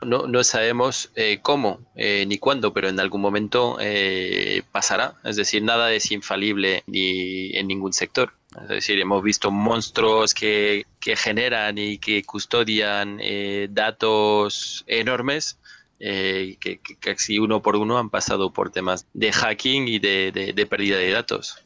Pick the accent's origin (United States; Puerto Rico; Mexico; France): France; now in Madrid, Spain; Yo, como francés